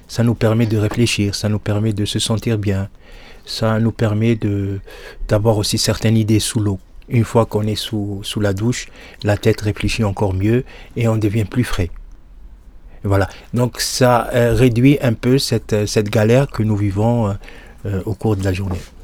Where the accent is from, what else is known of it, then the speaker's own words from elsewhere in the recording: Souk Ahras, Souk Ahras Province, Algeria; now in Lyon, France; Moi, je suis né à Soukaras, en Algérie. J'ai grandi là-bas aussi